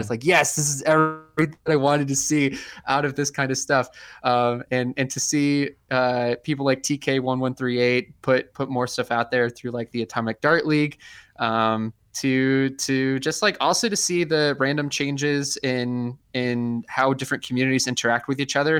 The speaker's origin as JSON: {"language": "English", "town": "Ann Arbor", "region": "Michigan", "country": "United States", "tie": "born or raised there", "moved": "yes", "lives_now": "Rochester, United States", "said": "I was born in Ann Arbor, Michigan. I moved away"}